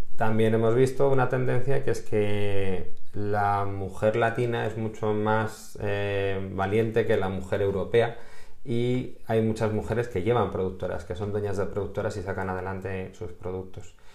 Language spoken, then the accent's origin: Spanish; Spain; en España somos latinos, pero también somos europeos